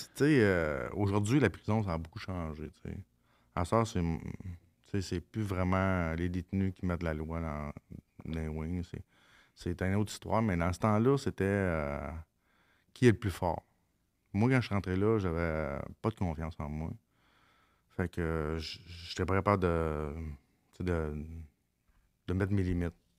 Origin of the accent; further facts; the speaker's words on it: Mont-Saint-Michel, Quebec, Canada; je viens de Mont-Saint-Michel, dans le bout de Mont-Laurier